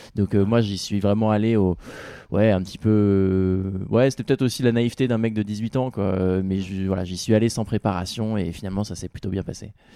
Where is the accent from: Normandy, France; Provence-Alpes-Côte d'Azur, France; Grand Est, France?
Normandy, France; Rouen; même si c'était en Normandie, c'était chez moi, chez mes parents